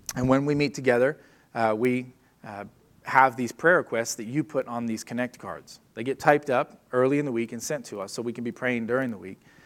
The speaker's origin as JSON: {"language": "English", "region": "South Florida", "country": "United States", "tie": "born or raised there", "said": "I grew up in South Florida on the beach"}